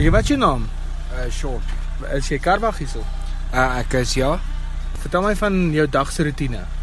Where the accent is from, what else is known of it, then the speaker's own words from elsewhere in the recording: Witpoortjie, Gauteng, South Africa; Ek is van Witpoortjie.